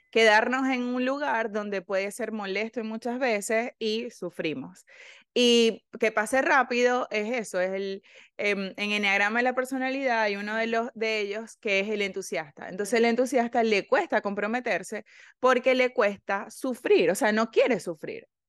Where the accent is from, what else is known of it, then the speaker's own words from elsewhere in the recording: Venezuela; Nosotras somos de Venezuela